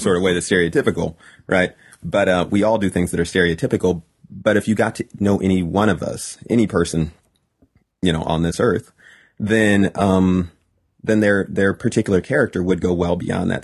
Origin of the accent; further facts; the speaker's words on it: Highland, California, United States; also born or lived in Fontana, California / Pomona, California / Rialto, California; Highland, California, which is where I spent the vast majority of my childhood